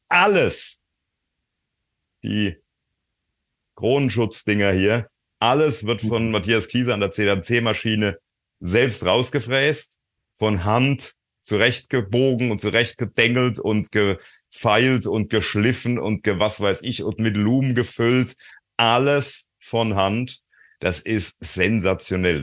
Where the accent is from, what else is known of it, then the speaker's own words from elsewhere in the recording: Frankfurt, Hesse, Germany; ich bin auch aus Frankfurt